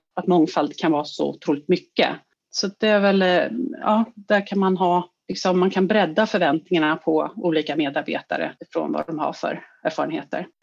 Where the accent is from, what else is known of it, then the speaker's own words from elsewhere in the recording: Sweden; vi svenskar